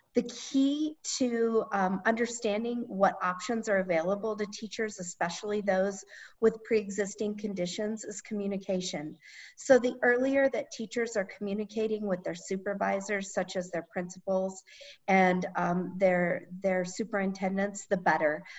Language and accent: English; Gillette, Wyoming, United States; I grew up in Northeast Wyoming in Gillette